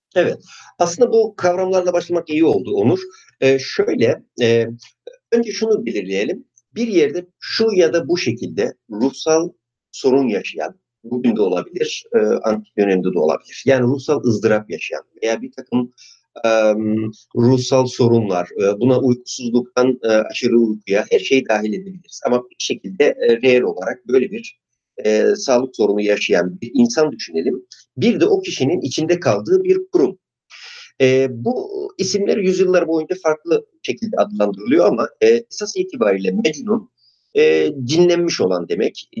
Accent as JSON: {"language": "Turkish", "region": "Artvin", "country": "Turkey", "tie": "born or raised there", "also_born_or_lived": "Istanbul", "moved": "yes", "said": "Artvin'de doğdum"}